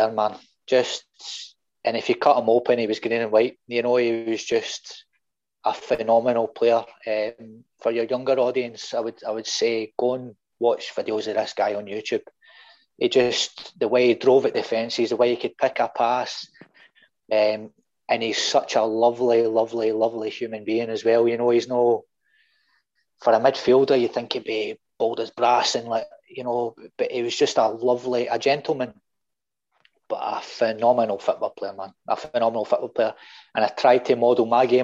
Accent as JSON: {"language": "English", "town": "Saltcoats", "region": "Scotland", "country": "United Kingdom", "said": "I'm from Saltcoats originally in Ayrshire"}